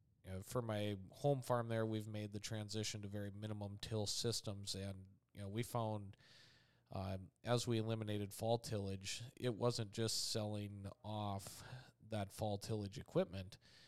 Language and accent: English; North Dakota, United States; For the area I grew up at in Dickey County, North Dakota, for early 2000s, guys were really trying to get into minimum till situations